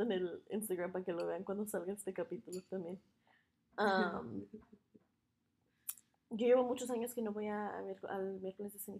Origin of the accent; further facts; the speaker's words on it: Mexico; yo like, wait, sí somos de México, relájate.